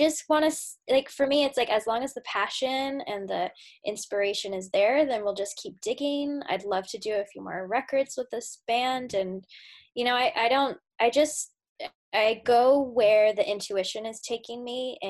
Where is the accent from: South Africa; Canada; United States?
United States; I'm an American